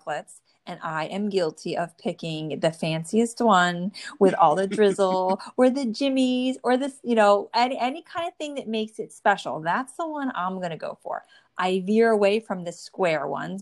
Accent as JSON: {"language": "English", "region": "New Jersey", "country": "United States", "tie": "born or raised there"}